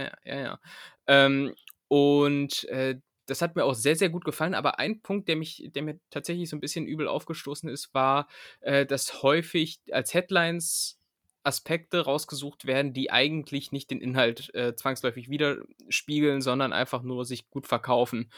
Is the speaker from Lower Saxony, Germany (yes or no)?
yes; Lower Saxony, Germany; now in Berlin, Germany; ich komme ja, ich ja aus Niedersachsen